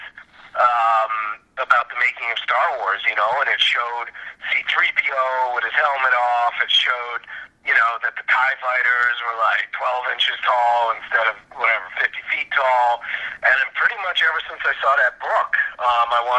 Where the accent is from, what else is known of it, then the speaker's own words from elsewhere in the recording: New York City, New York, United States; also born or lived in Iowa; In Queens, Forest Hills